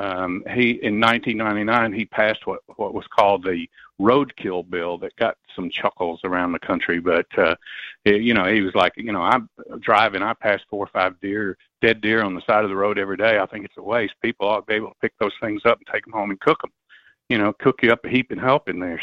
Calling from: Knoxville, Tennessee, United States; I'm calling from Knoxville, Tennessee

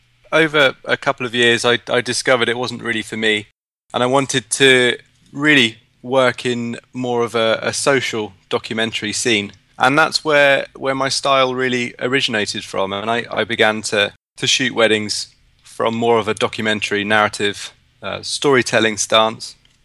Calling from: Devizes, South West England, United Kingdom; I'm in a little town called Devizes in Wiltshire.

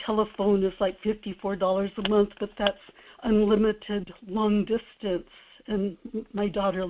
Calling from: Kodiak, Alaska, United States; in Kodiak.

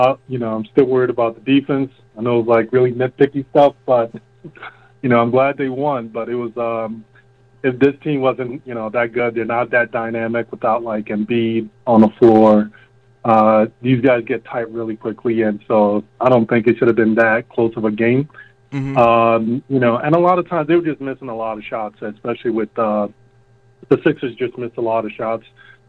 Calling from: New Jersey, United States; I'm calling from Jersey.

